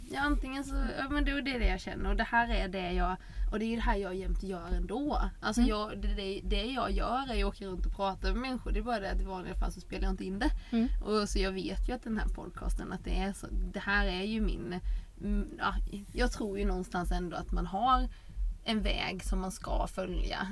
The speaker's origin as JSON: {"language": "Swedish", "country": "Sweden", "tie": "born or raised there", "moved": "yes", "said": "där jag är uppvuxen så finns det en liten eh, samhälle utanför, Fosserum heter det"}